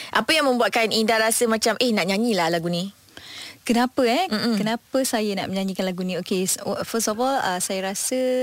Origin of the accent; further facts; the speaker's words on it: Johor, Malaysia; saya orang Johor